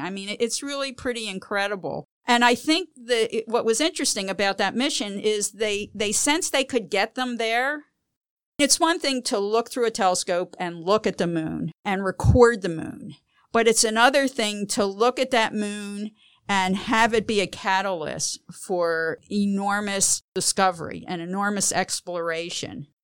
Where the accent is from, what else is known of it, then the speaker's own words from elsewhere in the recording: Philadelphia, Pennsylvania, United States; I grew up in Philadelphia